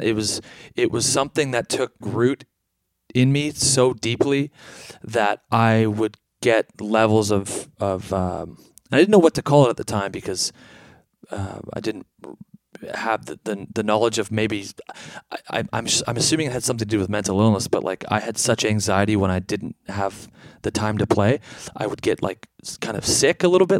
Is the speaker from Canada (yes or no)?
yes; Canada; As a Canadian kid